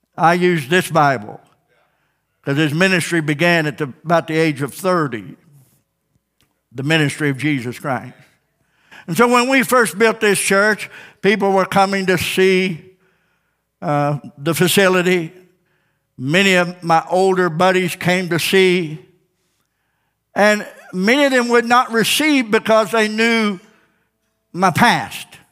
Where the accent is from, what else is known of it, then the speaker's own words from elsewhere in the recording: Ozark, Missouri, United States; Born and raised in Ozark